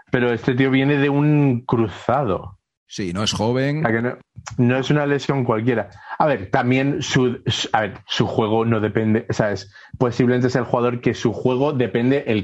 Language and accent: Spanish; Dominican Republic; Yo soy dominicana también.